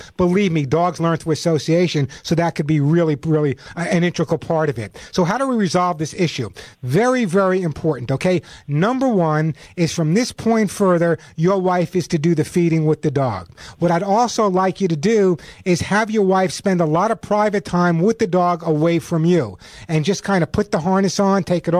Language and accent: English; New York, United States; now in California, United States; I'm originally from New York. I live in California now, but obviously I have no New York Bronx accent.